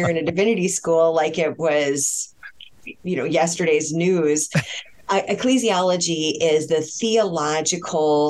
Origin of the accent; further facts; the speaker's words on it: Connecticut, United States; I'm from Connecticut